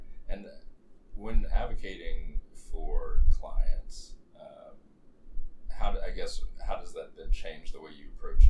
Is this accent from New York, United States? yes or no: no; Kansas, United States; as somebody who grew up in the Midwest, growing up in Kansas